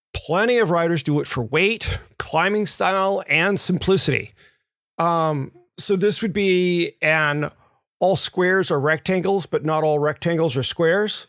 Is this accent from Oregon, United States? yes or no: no; Memphis, Tennessee, United States; moved away; the ones I grew up riding in Memphis